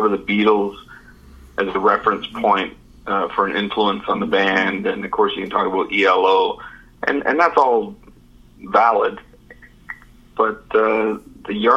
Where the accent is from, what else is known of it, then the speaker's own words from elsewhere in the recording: Canada; being a Canadian in the 70s, I grew up with their music as well